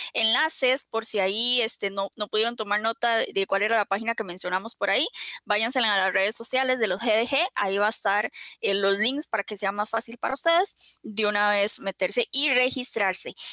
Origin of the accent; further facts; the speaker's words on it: Costa Rica; nosotros somos de Costa Rica